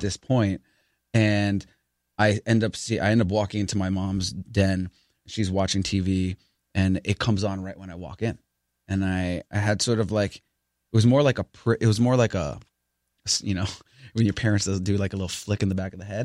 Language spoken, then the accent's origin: English; New York City, New York, United States; I grew up in the Bronx